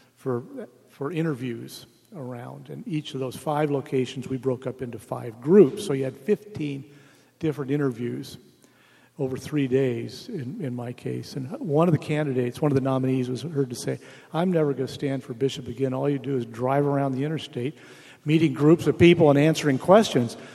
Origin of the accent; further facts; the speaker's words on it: United States; I'm an American